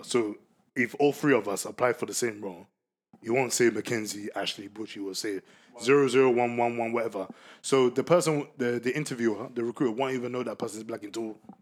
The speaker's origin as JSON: {"language": "English", "country": "Ghana", "said": "I'm a Ghanaian"}